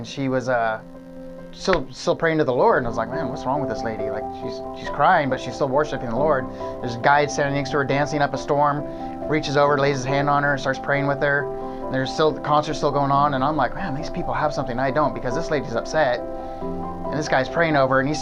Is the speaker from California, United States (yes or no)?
yes; McCloud, California, United States; I grew up in McLeod, California. That's where I was born and raised